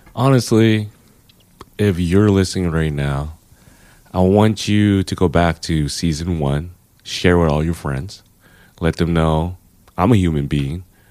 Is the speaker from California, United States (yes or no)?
yes; Los Angeles, California, United States; moved away as an adult; now in San Francisco, United States; I know I'm from L